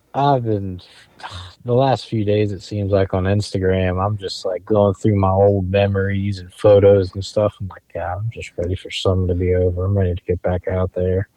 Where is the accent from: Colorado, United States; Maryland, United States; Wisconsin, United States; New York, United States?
Maryland, United States; Eastern Shore; I grew up on the Eastern Shore, I mean Maryland